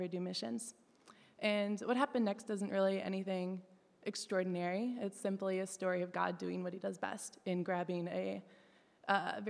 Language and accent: English; Detroit, Michigan, United States; moved away as an adult; I'm from Detroit, Michigan